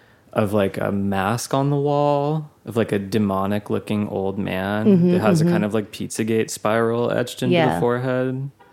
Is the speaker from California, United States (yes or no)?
yes; Palmdale, California, United States; moved away; also born or lived in Portland; His other song … that's where I'm from.